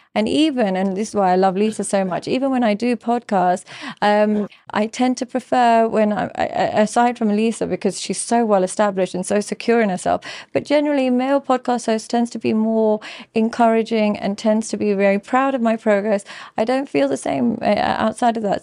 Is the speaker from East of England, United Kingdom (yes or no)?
no; London, United Kingdom; now in Dubai, United Arab Emirates; growing up in London and in the U K